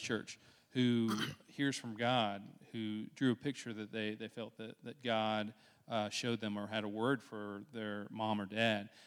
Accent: Dothan, Alabama, United States; I grew up in Dothan pretty much my entire life so far.

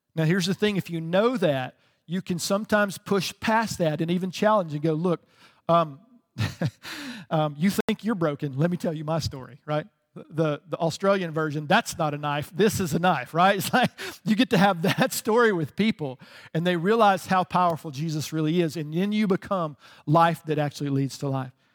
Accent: the South, United States; I grew up in the South

